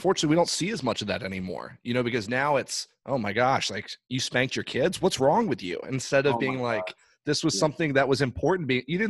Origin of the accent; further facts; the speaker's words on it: Ireland; I grew up overseas in Ireland. My parents are missionaries over there.